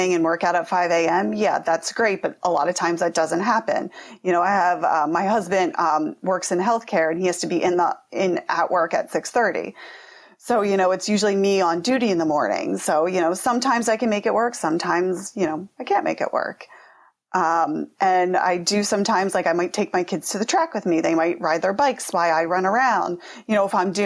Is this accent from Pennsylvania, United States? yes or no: yes; Pennsylvania, United States; I'm from Pennsylvania